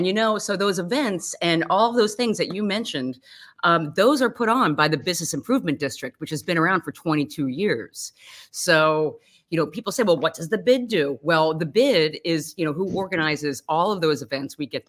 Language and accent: English; Philadelphia, Pennsylvania, United States; because I grew up in the Hopkinson House, and I grew up, which is on the top of Passyunk Avenue